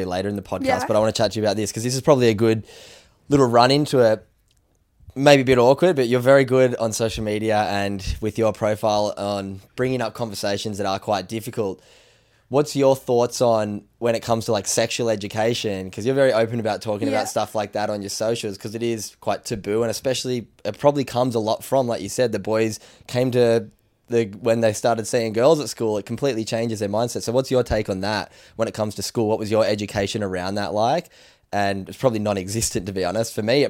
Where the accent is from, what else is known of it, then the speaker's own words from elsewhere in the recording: New South Wales, Australia; so we live on the, I grew up on the Northern Beaches too, just around the corner from where Till lives, and Freshwater High School is like your last 2 years of high school